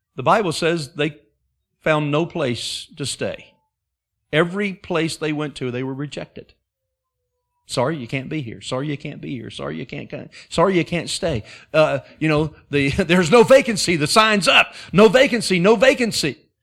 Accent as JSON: {"language": "English", "region": "Alabama", "country": "United States", "tie": "born or raised there", "also_born_or_lived": "Wisconsin / Alaska", "moved": "as an adult", "said": "I was raised in Alabama"}